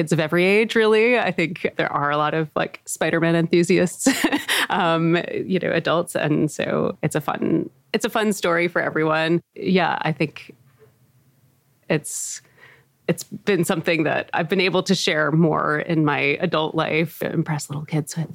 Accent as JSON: {"language": "English", "town": "New York City", "region": "New York", "country": "United States", "said": "I'm from Queens and I'm from Peter Parker's"}